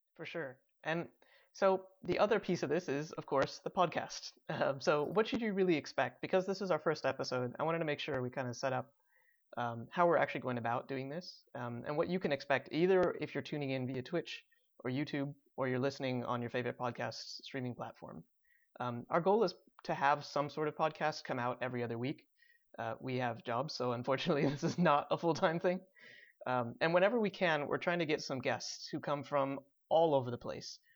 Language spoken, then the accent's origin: English; Chicago suburbs, Illinois, United States; I was also bo-, born and raised in the Chicago suburbs.